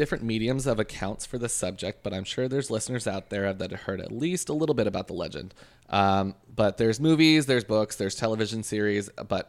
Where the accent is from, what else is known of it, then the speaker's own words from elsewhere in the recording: Canada; I'm Canadian.